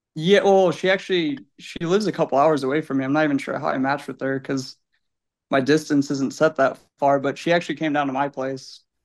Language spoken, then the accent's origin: English; Illinois, United States; I'm from Illinois